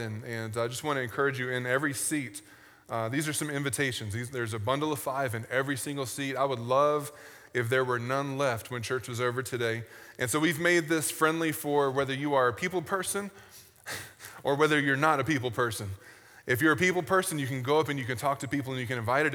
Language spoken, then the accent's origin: English; United States; as an American